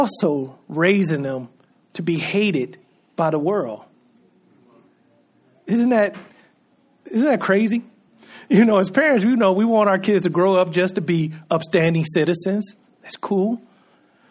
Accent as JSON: {"language": "English", "country": "United States"}